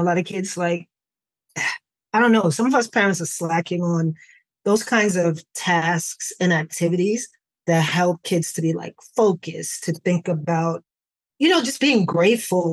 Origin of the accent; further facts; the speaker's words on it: New York City, New York, United States; But I grew up in the Bronx